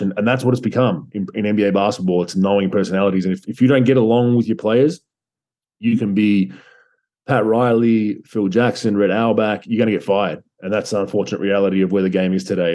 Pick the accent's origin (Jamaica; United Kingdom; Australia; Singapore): Australia; moved away as an adult; also born or lived in Croatia / United States; I was a migrant technically to the US, and um, you know, my family migrated from Croatia to Australia